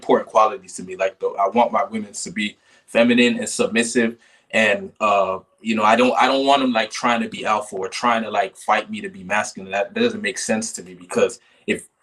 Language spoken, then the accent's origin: English; Kissimmee, Florida, United States; moved away; was born in Kissimmee, Florida. I spent most of my life there.